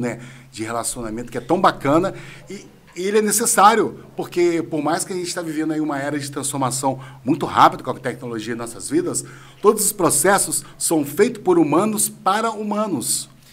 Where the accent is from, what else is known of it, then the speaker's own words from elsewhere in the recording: Natividade, Brazil; Eu não nasci lá em Natividade, né? Mas eu fui pequeno para a Natividade